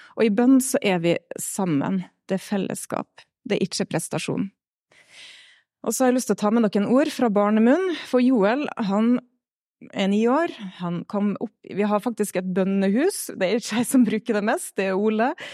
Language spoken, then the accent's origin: Norwegian; Stad, Vestland, Norway; moved away as an adult; now in Melhus, Norway; Jeg kommer fra Stad, fine Stad på Nordvestlandet. Vokst opp i en eh, liten pinsemenighet